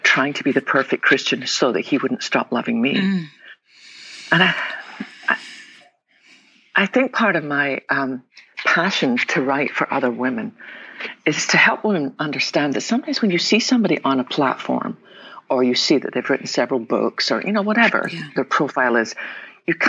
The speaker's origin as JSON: {"language": "English", "region": "west coast of Scotland", "country": "United Kingdom", "tie": "born or raised there", "moved": "yes", "lives_now": "Texas, United States", "said": "I was born in the west coast of Scotland. Probably tell my accent."}